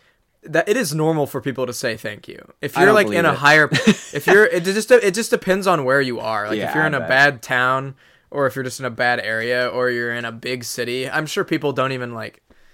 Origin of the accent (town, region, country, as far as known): Midwest, United States